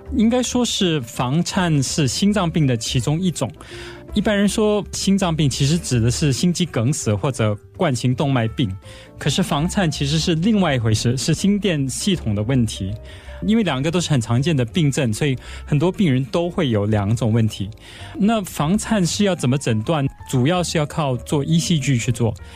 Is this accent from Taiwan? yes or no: no; Singapore; 我们新加坡也有参加